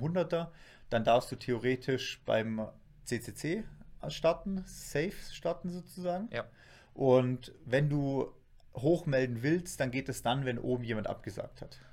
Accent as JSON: {"language": "German", "area": "Black Forest", "region": "Baden-Württemberg", "country": "Germany", "said": "bei uns im Schwarzwald"}